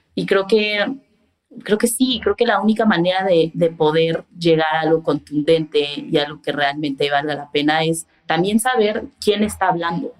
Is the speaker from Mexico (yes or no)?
yes; Mexico; creciendo en México, porque pues crecí en México